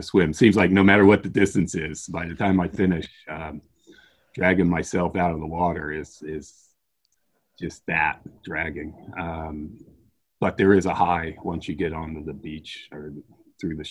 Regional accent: Washington, District of Columbia, United States; also born or lived in Virginia; now in Maryland, United States; I was born in Washington, D.C. I've pretty much grown up and stayed in this area my whole life. I live in Maryland now.

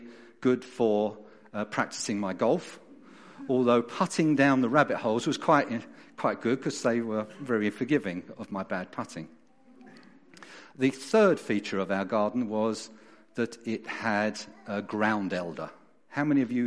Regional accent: London, United Kingdom; moved away as an adult; also born or lived in Tunbridge, Kent; now in Derbyshire, United Kingdom; as you can hear from my accent, and those of you know me, I wasn't born and brought up in Derbyshire. I was born in South London

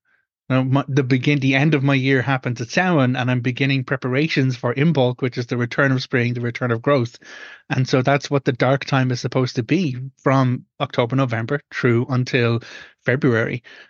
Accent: Ireland; as an Irish pagan, I follow a different cycle when it comes to an annual rotation. And that goes back to the older cycles in Ireland

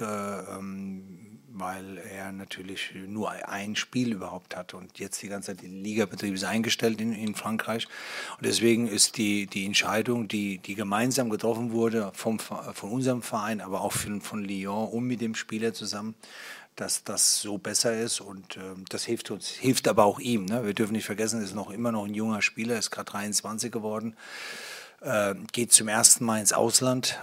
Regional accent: Hesse, Germany; now in Berlin, Germany; ich bin bin ja gebürtiger Hesse und vielleicht liegt es daran, dass ich ganz in der Nähe aufgewachsen bin

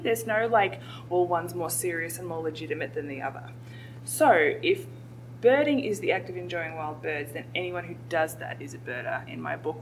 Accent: Australia; moved away as an adult; now in United States; an Australian, bird watchers, we were bird watchers. My parents were bird watchers, and um, birder was all nice and good, but it was a very American word, and that's okay. We're just Australians. But um, I have been living in the US for a couple of years

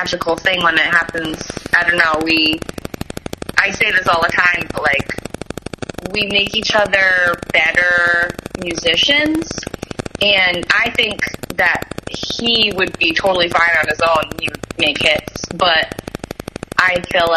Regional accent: Providence, Rhode Island, United States; We're from Rhode Island, Providence

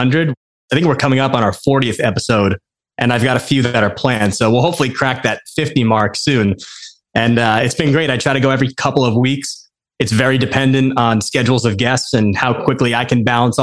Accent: Westfield, New Jersey, United States; born or raised there

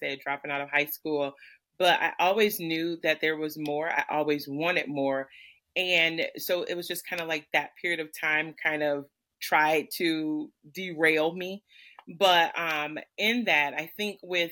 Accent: Michigan, United States; I'm about 20 minutes south of Detroit in the area that here is known as the Downriver area

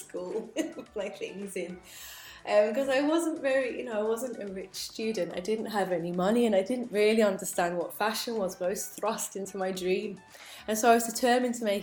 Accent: Telford, West Midlands, United Kingdom; moved away; also born or lived in London; I grew up in Telford, which is, I mean, it's like this small town, really.

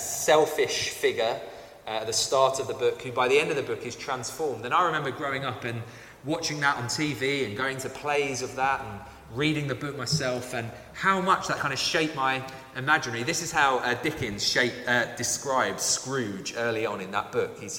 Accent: London, United Kingdom; I grew up in Southeast London

